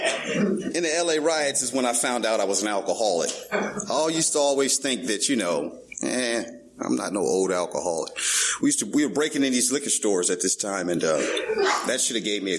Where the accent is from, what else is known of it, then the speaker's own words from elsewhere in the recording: Los Angeles, California, United States; I'm born and raised in Venice, California